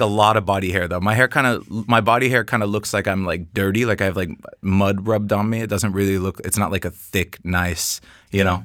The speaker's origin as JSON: {"language": "English", "town": "Seattle", "region": "Washington", "country": "United States", "moved": "yes", "lives_now": "Copenhagen, Denmark", "said": "I'm from Seattle."}